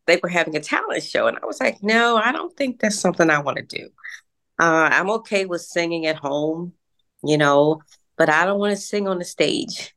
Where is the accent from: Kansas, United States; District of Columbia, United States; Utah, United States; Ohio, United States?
District of Columbia, United States; Washington; we reside uh, in the suburbs, uh, Washington D.C. area.